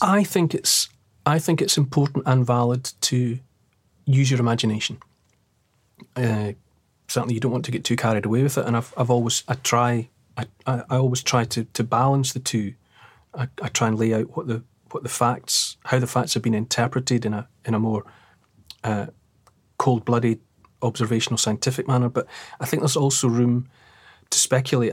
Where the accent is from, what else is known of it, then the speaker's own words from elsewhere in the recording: Dumfries, Scotland, United Kingdom; I grew up in Dumfries